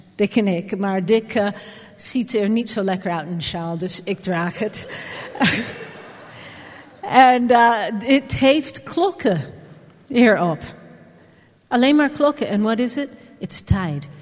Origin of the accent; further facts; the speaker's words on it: Jamaica; now in Netherlands; Ik ben op Jamaica geboren